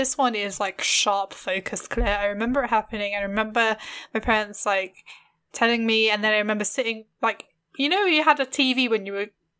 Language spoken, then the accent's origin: English; London, United Kingdom; I grew up in London, so it was like even weirder, like it being like dead.